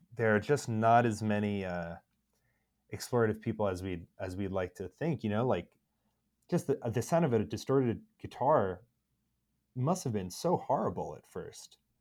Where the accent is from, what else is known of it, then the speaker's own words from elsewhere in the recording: Long Island, Suffolk, New York, United States; now in Philadelphia, United States; I grew up on Long Island